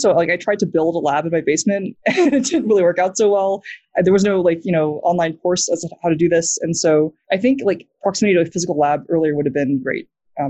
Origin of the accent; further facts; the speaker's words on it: New Zealand; accent: American; I grew up in New Zealand. I basically stayed in our house all the time. So that's why I still have an American accent, not a New Zealand accent